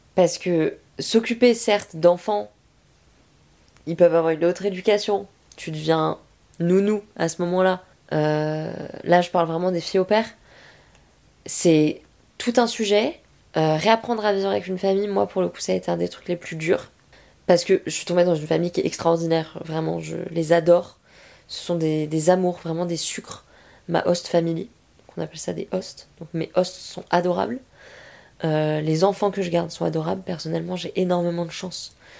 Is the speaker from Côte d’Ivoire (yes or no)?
no; France; first language French; rentrer chez nous en France